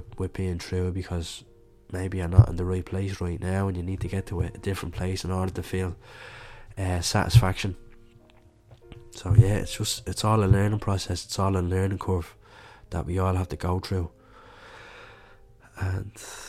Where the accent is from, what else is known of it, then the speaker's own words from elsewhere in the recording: Dublin, Leinster, Ireland; growing up in Catholic Dublin or Catholic Ireland, you're growing up with religion